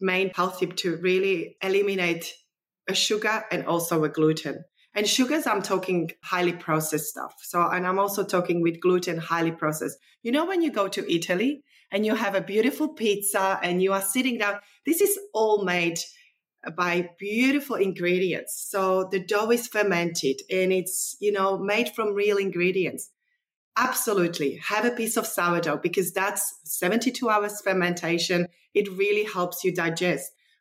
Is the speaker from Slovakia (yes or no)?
yes; Slovakia; now in Australia; The way that I grew up in Eastern Europe, Czechoslovakia, former Czechoslovakia.